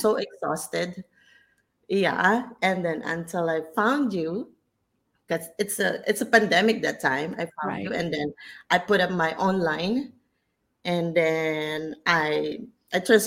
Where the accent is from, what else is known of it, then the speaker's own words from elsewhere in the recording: Philippines; moved away as an adult; now in Malaysia; I'm in Malaysia, but I'm originally from the Philippines